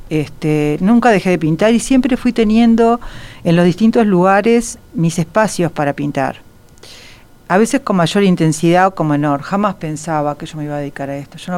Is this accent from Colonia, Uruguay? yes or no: no; Montevideo, Uruguay; crecí una parte en Carrasco, pero en los años, a principios de los 60